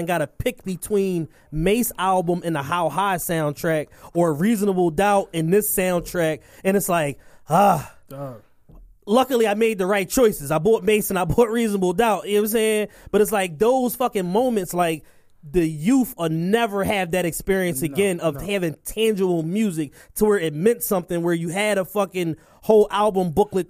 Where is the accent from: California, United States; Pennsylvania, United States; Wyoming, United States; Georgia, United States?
Pennsylvania, United States; Philadelphia; But I'm a Philadelphian, so everybody, you know what I'm saying?